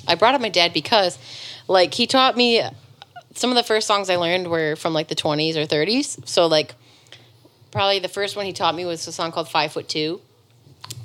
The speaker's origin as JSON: {"language": "English", "town": "Detroit", "region": "Michigan", "country": "United States", "tie": "born or raised there", "said": "I was born in Detroit, Michigan"}